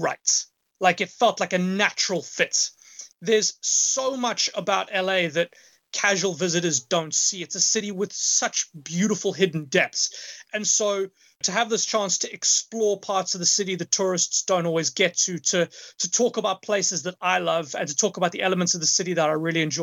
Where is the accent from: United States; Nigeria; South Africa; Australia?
South Africa; Johannesburg, Gauteng; moved away as an adult; also born or lived in United Kingdom; now in Vancouver, Canada; Johannesburg, where I'm from